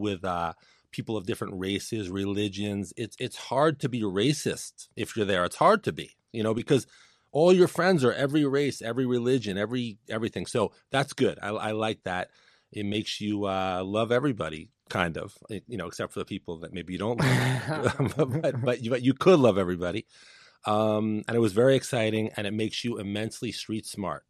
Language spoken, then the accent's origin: English; New York City, New York, United States; Born and raised in Brooklyn, New York.